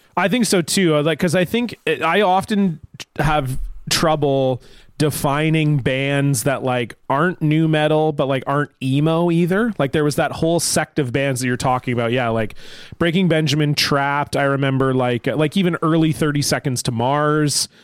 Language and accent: English; Canada; as a Canadian